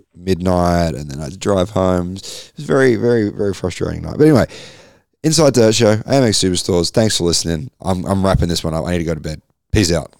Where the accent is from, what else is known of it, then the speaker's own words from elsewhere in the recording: Queensland, Australia; I'm a Queenslander